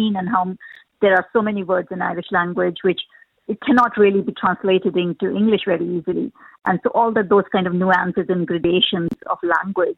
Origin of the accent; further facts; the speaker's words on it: India; moved away as an adult; also born or lived in United Kingdom; now in Ireland; I come from India. I moved to the UK 20 years ago from there